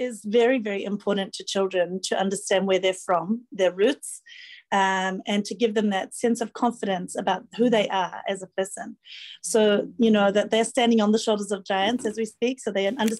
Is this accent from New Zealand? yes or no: yes; New Zealand; now in Fiji; And I'm a New Zealander, but I've lived in Fiji a long time.